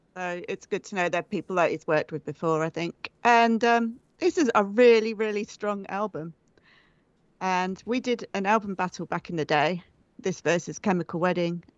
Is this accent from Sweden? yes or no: no; England, United Kingdom; I'm from England